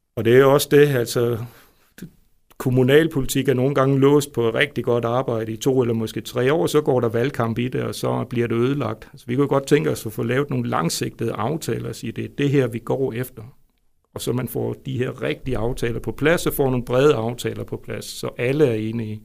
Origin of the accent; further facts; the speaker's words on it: Svendborg, Southern Denmark, Denmark; also born or lived in Jutland; now in Vejle, Denmark; jeg er jo faktisk Fynbo, født i Svendborg.